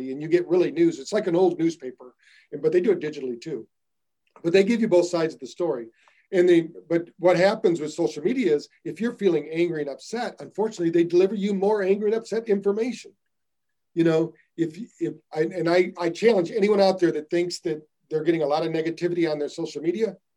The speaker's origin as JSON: {"language": "English", "country": "United States", "said": "I'm American"}